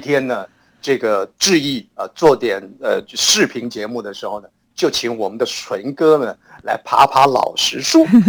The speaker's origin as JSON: {"language": "Chinese", "town": "Hsinchu", "country": "Taiwan", "tie": "born or raised there", "said": "在我们新竹老家"}